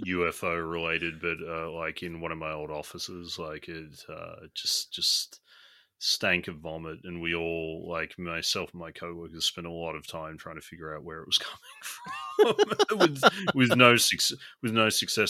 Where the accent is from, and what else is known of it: Australia